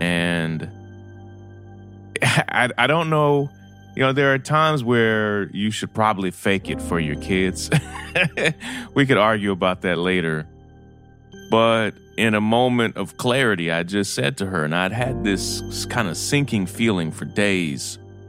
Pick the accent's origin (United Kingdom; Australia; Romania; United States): United States; Kentucky; You know, we grew up in Kentucky. And so when you grow up in a place like Kentucky, you don't really have a hometown team.